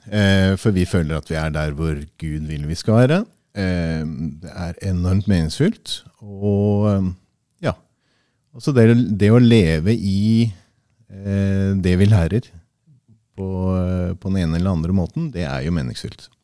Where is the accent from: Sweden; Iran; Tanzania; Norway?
Tanzania; Jeg er født og oppvokst i Tanzania, og så har jeg levd eh, 13 år med min familie der også.